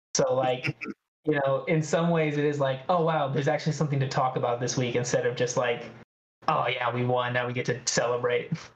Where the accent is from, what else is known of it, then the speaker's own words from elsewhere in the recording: Redding, California, United States; I'm not from the Bay Area, okay? I'm from Redding, California